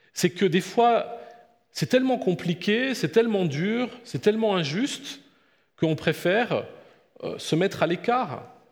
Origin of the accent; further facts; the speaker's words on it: France; now in Blonay, Switzerland; moi qui viens d'un pays très laïque comme la France